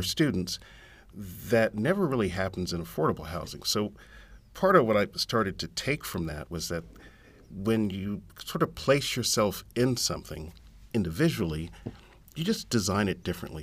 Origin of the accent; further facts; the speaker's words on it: San Antonio, Texas, United States; I'm from San Antonio